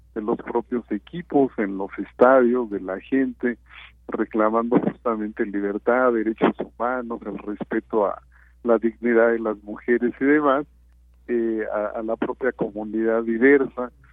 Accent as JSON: {"language": "Spanish", "country": "Mexico"}